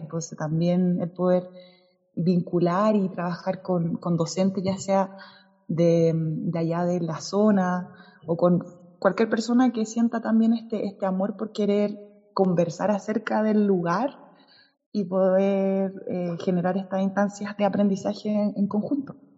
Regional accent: Las Cruces, Valparaíso, Chile; also born or lived in Concepción; nací en Concepción, me fui a las cruces de muy pequeña junto a mi familia

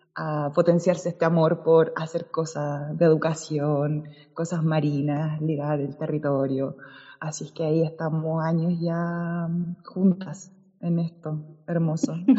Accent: Las Cruces, Valparaíso, Chile; also born or lived in Concepción; nací en Concepción, me fui a las cruces de muy pequeña junto a mi familia

